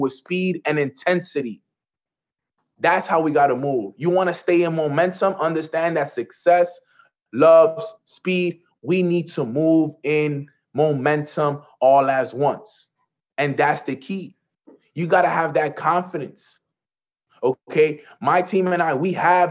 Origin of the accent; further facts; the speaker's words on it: New York, United States; I'm from New York